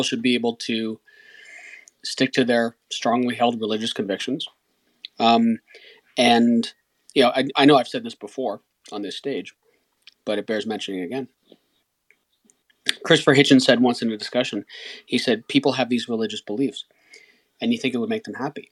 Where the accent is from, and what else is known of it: Canada